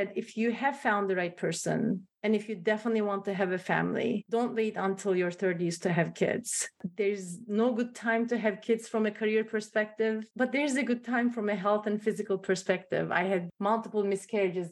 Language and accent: English; Turkey; now in United States; I'm from Turkey. I'm from the Middle East.